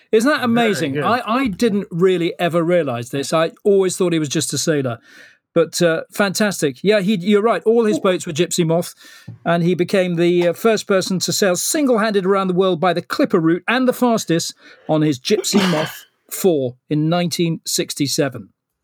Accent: Malaysia; born there; I was born in Malaya, actually.

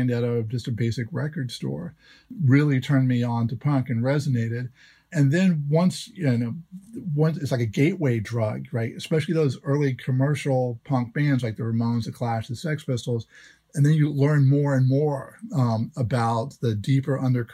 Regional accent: Jacksonville, Florida, United States; my hometown, which was Jacksonville, Florida

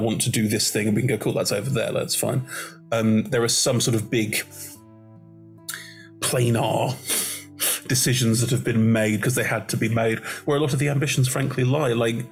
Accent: Germany; I'm German. I was born and raised in Germany.

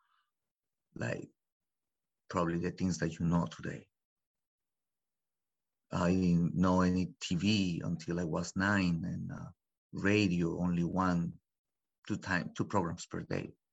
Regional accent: Mexico; English is a second language; moved away as an adult; also born or lived in Los Angeles; now in United States; I was born in Los Angeles back in 76. And I was taken to Mexico. My story is backwards, actually. So I was taken to Mexico when I was 6 months old. And I grew up there until I was 22. I did my whole life in Mexico, in a little village, no more than 100 people

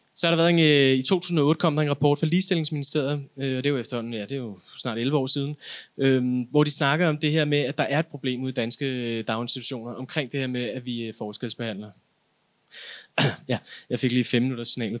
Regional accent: Denmark; jeg er etnisk dansker

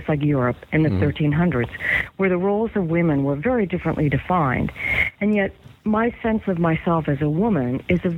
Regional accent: United States; first language English; I would be growing up in the United States, learning to speak English as my first language

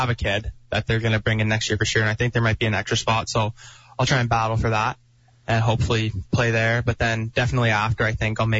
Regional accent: Martensville, Saskatchewan, Canada; also born or lived in Calgary; And then when I was almost three, we moved to Martinsville because my mom got a job in Saskatoon.

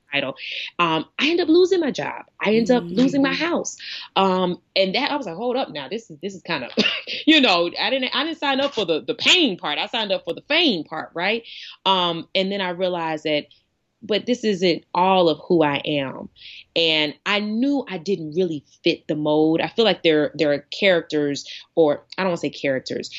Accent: East Coast, United States; moved away as an adult; also born or lived in Arkansas; growing up on the East Coast

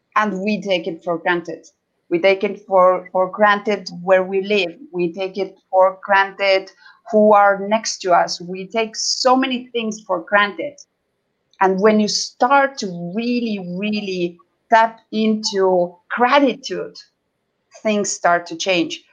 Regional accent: Estonia; now in Los Cabos, Mexico; I am from Estonia, which is previous Soviet com- uh, Soviet Union country.

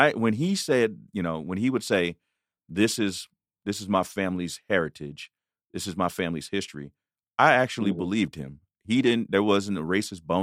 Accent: Sacramento, California, United States; moved away as an adult; also born or lived in Alabama / Kentucky / Tennessee / Georgia; now in Arizona, United States; growing up in Sacramento

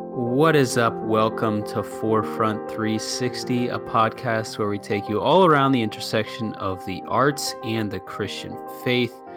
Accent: Canada; I am Canadian

